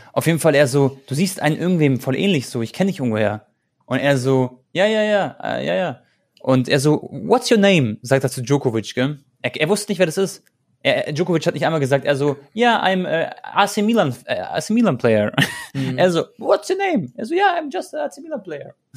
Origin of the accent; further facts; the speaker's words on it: Croatia; ich bin äh, Kroate